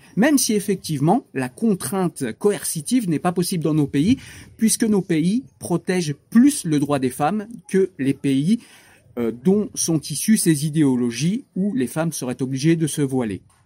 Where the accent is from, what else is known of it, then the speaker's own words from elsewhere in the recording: France; Moi, j'ai grandi dans des banlieues.